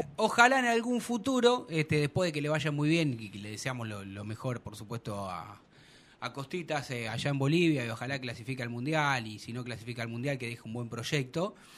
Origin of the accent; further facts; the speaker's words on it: Argentina; sí soy argentino